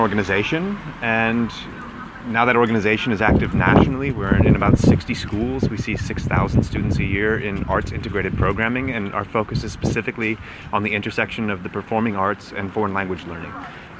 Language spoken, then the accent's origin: English; United States; moved away as an adult; now in Berlin, Germany; I grew up in the United States